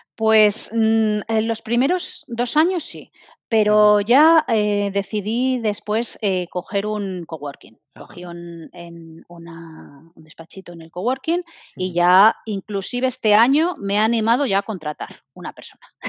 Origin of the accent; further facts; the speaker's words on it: Madrid, Community of Madrid, Spain; moved away as an adult; now in Barcelona, Spain; yo soy madrileña, me vine aquí a Barcelona